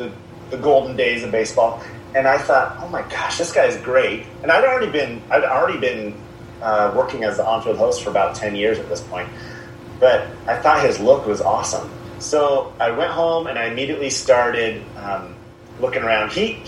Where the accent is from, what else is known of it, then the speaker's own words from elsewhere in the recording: Tri-Cities, Washington, United States; where I grew up in the Tri-Cities